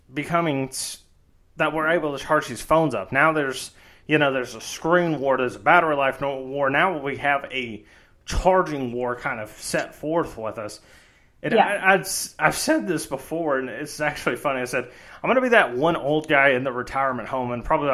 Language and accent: English; Mississippi, United States; We're from Mississippi